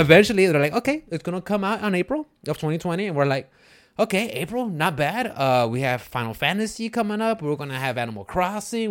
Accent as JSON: {"language": "English", "town": "Houston", "region": "Texas", "country": "United States", "said": "I'm from, like, the Houston area"}